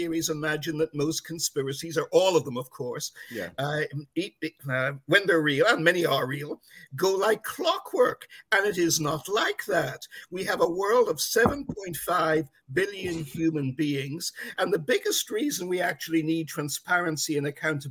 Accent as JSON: {"language": "English", "region": "Northern Ireland", "country": "United Kingdom", "moved": "yes", "lives_now": "Washington, D.C., United States", "said": "I'm originally Irish from Northern Ireland"}